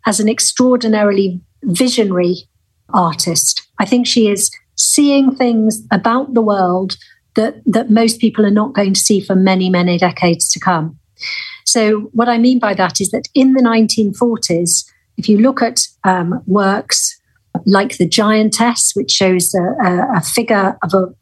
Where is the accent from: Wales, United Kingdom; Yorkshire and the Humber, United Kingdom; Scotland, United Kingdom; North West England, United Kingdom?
North West England, United Kingdom; Lancashire; the Lancashire where she was born and I was born